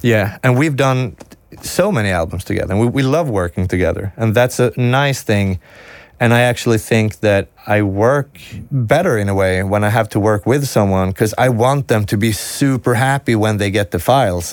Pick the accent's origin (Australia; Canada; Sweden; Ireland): Sweden; English is a second language